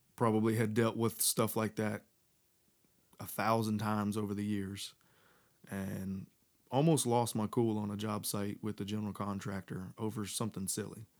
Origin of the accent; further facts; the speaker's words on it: Texas, United States; moved away as an adult; now in North Carolina, United States; I was living in Texas, um, where I was raised